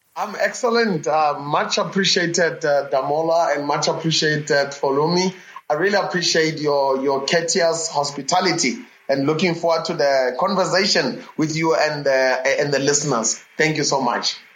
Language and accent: English; South Africa; I was born not only in South Africa, but in a region that enabled me to be born at the intersection of three provinces uh, in South Africa.